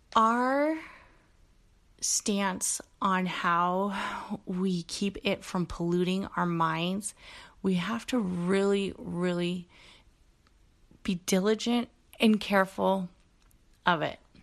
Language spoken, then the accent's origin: English; Bay Area, California, United States; a kid growing up in the Bay Area, um, who had a father who was Mexican from Mexico